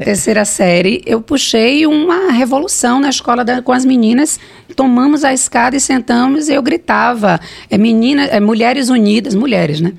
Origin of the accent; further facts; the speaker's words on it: Salvador, Bahia, Brazil; Eu vim do Bonfim, não, né? Bonfim não, da Cidade Baixa, do Monte Serra, é, fui criada por dois professores